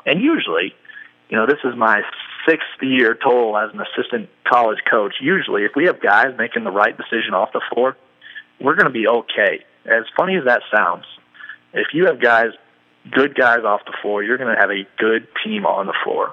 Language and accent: English; Iowa, United States; we grew up in in Iowa